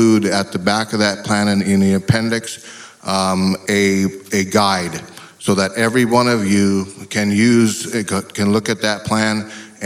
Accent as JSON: {"language": "English", "region": "northwest Montana", "country": "United States", "said": "I'm from the Confederated Salish and Kootenai tribes in northwest Montana"}